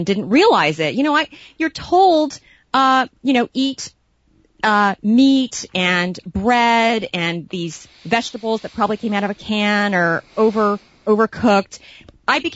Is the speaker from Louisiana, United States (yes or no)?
no; Hawaii, United States; moved away; growing up in Hawaii